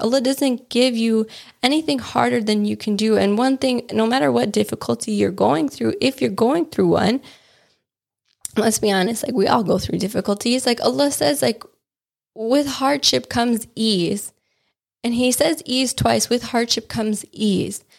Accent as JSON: {"language": "English", "region": "Wisconsin", "country": "United States", "tie": "born or raised there", "said": "when I was growing up in Wisconsin"}